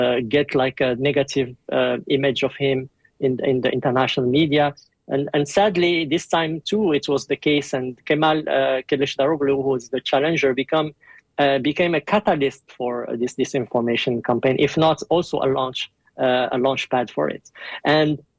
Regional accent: New Zealand; moved away as an adult; now in Turkey; I'm actually from New Zealand, a New Zealand national, and okay. I've been in Turkey for 5 years

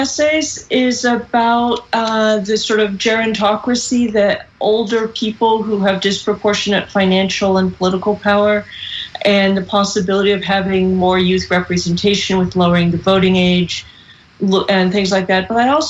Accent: California, United States; I'm from California

